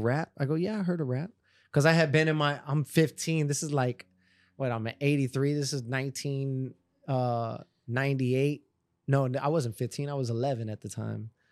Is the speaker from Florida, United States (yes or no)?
yes; Miramar, Florida, United States; I grew up in Miramar